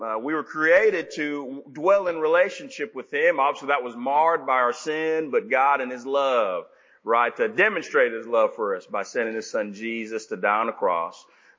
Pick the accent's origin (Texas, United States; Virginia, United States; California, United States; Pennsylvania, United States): Texas, United States; Dallas; now in Tennessee, United States; growing up where I grew up in Dallas area